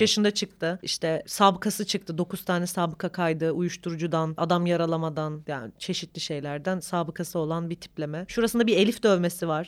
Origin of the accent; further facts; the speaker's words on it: Bingöl Province, Turkey; bir Bingöl'lü olarak Rizeli biriyle evlendim